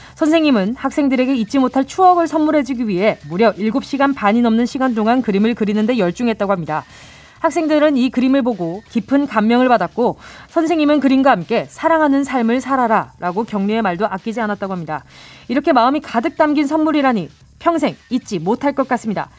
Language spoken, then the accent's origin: Korean; Busan, South Korea; born or raised there